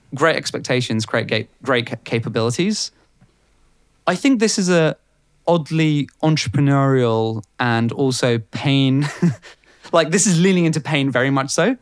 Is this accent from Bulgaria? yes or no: yes; Bulgaria; now in United Kingdom; growing up in Bulgaria